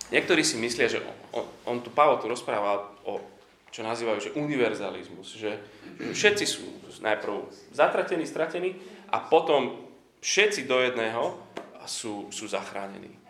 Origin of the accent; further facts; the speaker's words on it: Slovakia; som Slovák